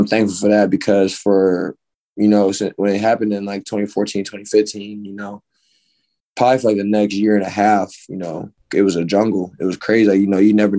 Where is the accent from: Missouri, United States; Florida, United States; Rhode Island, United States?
Missouri, United States; Ferguson; moved away as an adult; I grew up in Ferguson, Missouri. Which is in St. Louis, by a specific area.